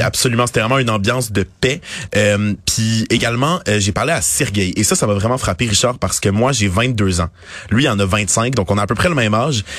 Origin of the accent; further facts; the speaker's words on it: Kyiv, Ukraine; moved away; Je viens de Kiev